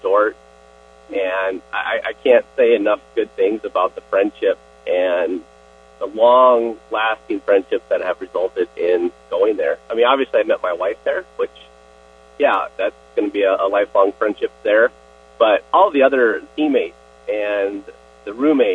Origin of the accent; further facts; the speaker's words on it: Escondido, California, United States; I grew up, born and raised, in Escondido, California